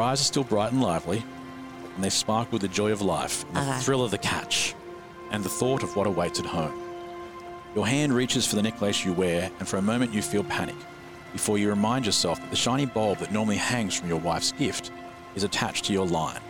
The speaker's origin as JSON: {"language": "English", "country": "Australia", "said": "every Australian knows, as we all know as Australians"}